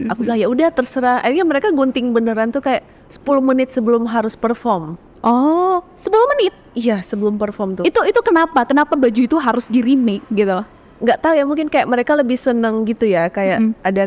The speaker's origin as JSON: {"language": "Indonesian", "town": "Makassar", "region": "South Sulawesi", "country": "Indonesia", "also_born_or_lived": "Singapore", "lives_now": "Jakarta, Indonesia", "said": "Terus habis itu aku balik ke Makassar karena aku emang asalnya dari Makassar."}